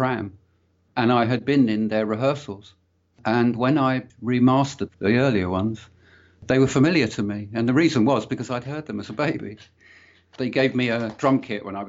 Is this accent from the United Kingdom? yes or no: yes; London, United Kingdom; I grew up in London, in northwest London, Willesden, Hampstead, that sort of area